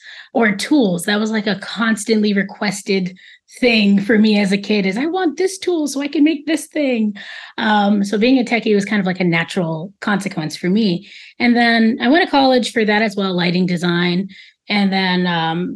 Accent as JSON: {"language": "English", "town": "New York City", "region": "New York", "country": "United States", "tie": "born or raised there", "moved": "as an adult", "lives_now": "Dominican Republic", "said": "I'm definitely a New Yorker, and New York is such a multi-hyphenate place. I'm born and raised in Queens"}